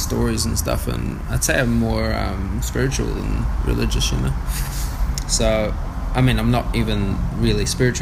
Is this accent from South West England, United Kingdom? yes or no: no; Blackburn, North West England, United Kingdom; moved away as an adult; now in Whanganui, New Zealand; It's a small town, you know. It's probably like 85,000-90,000 people. I grew up in a regular working class, family.